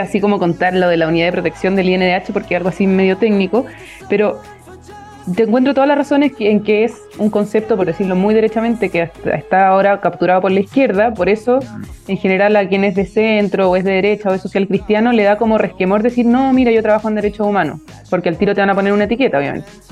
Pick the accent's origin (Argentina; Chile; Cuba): Chile; Viña del Mar, Valparaíso; moved away as an adult; now in Santiago, Chile; soy de Viña del Mar, partir por ahí, estudié en un, colegio